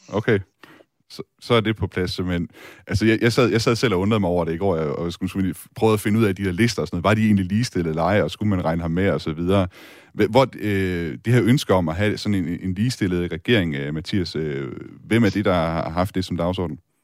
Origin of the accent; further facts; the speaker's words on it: Denmark; som dansker